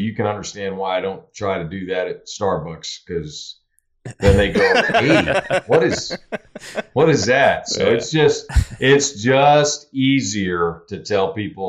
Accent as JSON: {"language": "English", "country": "Germany", "tie": "born there", "said": "I was born in, because I am an Army brat, youngest of six, I was born in Germany when my father was a division commander when I was born"}